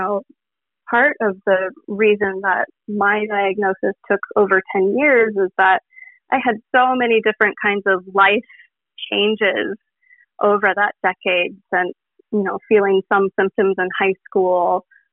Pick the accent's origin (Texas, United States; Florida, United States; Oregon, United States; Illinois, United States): Oregon, United States; Portland; I'm from Portland, Oregon.